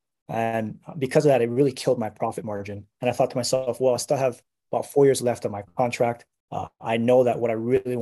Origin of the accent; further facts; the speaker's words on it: Hawaii, United States; moved away as an adult; born and raised in Hawaii, and I joined the military when I was 18.